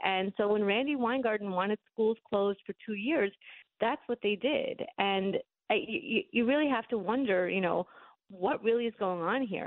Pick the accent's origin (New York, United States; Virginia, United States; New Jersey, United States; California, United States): New York, United States; New York City; moved away as an adult; now in Florida, United States; I grew up in Brooklyn